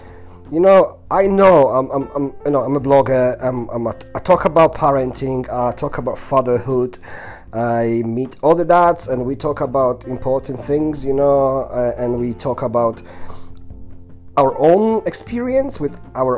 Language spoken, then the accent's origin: English; Poland; first language sign language; English is a second language; moved away as an adult; now in United Kingdom; originally I come from Poland. I've been living in UK for the past 15 years